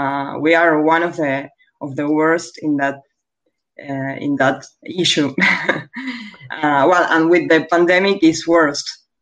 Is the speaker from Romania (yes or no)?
no; Argentina; English is a second language; Yeah, I'm from Argentina.